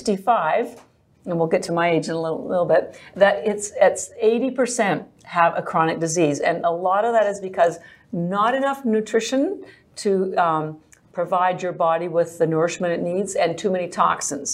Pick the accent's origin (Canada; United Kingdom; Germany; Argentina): Canada; moved away as an adult; now in Boston, United States; I'm actually Canadian, but I've lived in Boston for 33 years.